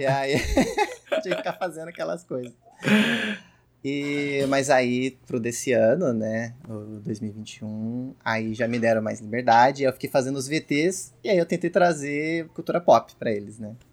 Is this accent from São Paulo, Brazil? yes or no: yes; São Paulo, Brazil; eu sou de São Paulo